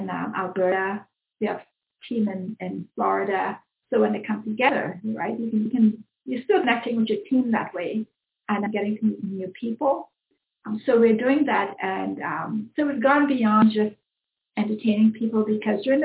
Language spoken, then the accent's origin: English; Trinidad & Tobago; now in Mississauga, Canada; I was born in Trinidad